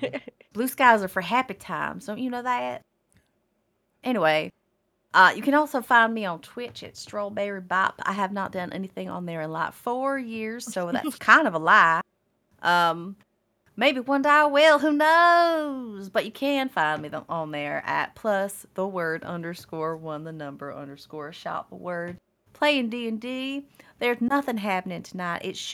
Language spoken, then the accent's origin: English; the South, United States; To be fair, I'm from the South, so I have a little bit of...